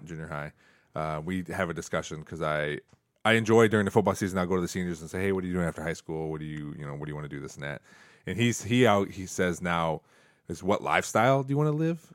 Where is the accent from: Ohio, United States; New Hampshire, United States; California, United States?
Ohio, United States; Perrysburg; I'm from Perrysburg